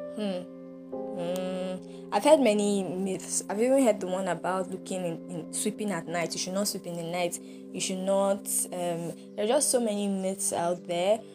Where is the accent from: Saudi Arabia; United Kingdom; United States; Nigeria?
Nigeria; I appreciate being a Nigerian. I'm glad to be a Nigerian